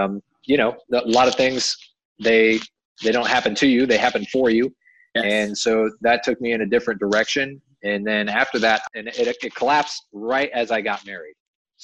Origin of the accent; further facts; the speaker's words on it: Midwest, United States; moved away as an adult; also born or lived in Miami, Florida; I grew up in the Midwest and left there